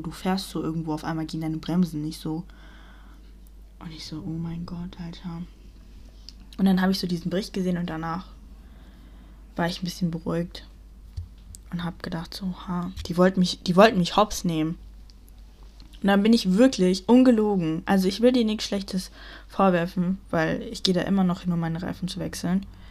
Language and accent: German; Germany; ich bin in Deutschland aufgewachsen.